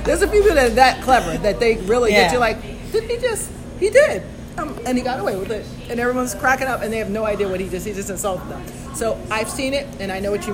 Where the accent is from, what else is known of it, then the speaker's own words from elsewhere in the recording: Bedford, New York, United States; I grew up in Bedford